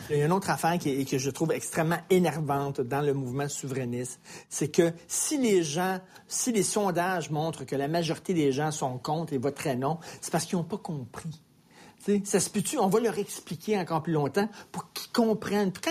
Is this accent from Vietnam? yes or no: yes; Vietnam; now in Canada; je suis vietnamienne.